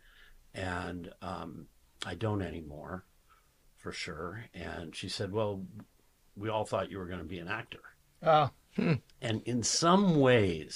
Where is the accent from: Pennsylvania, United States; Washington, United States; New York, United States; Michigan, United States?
Washington, United States; Tacoma; I'm from Tacoma